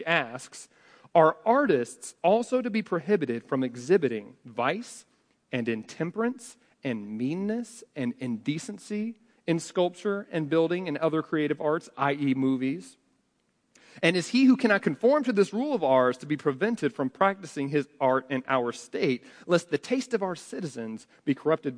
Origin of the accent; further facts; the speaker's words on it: United States; we're American